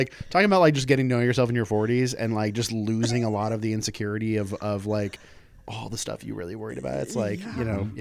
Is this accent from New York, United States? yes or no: no; Southern California, United States; I grew up in Southern California and we had the LA Weekly and the OC Weekly